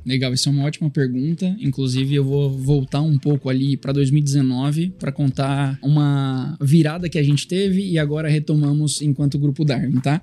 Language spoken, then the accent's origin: Portuguese; Bauru, São Paulo, Brazil; moved away as an adult; also born or lived in Florianópolis; now in Rio de Janeiro, Brazil; Eu sou nascido e criado no interior de São Paulo